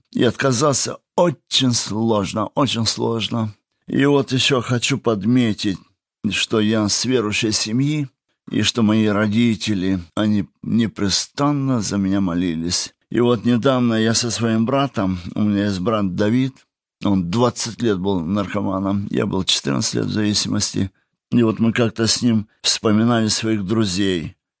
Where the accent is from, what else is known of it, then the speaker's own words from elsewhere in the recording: Kabardino-Balkaria, Russia; moved away as an adult; also born or lived in Kazakhstan; now in Germany; наш папа поехал на Кавказ, это Кабардино-Балкария